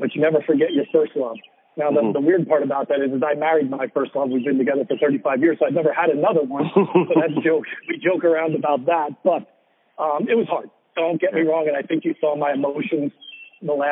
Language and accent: English; New Jersey, United States; also born or lived in Stamford, Connecticut; I was born and bred in New Jersey.